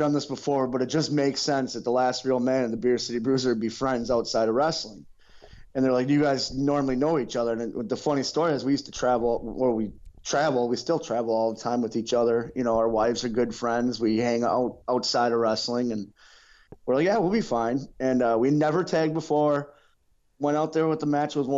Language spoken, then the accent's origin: English; Milwaukee, Wisconsin, United States; I'm from Milwaukee